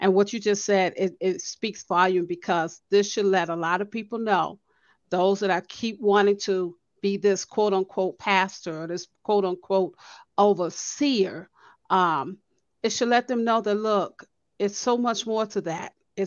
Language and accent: English; Chicago, Illinois, United States; moved away; I'm from Chicago and I'm not going back